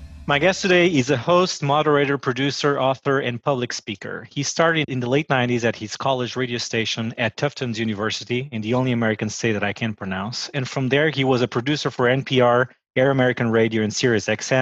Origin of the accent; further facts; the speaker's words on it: Portugal; moved away as an adult; also born or lived in United States; now in Washington, D.C., United States; I'm originally from Portugal, and I've been living in the United States for the last 9 years